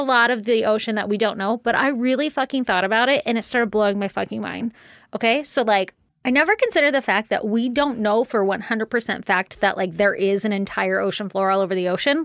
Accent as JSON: {"language": "English", "region": "Virginia", "country": "United States", "tie": "born or raised there", "said": "when I was little, growing up in Virginia"}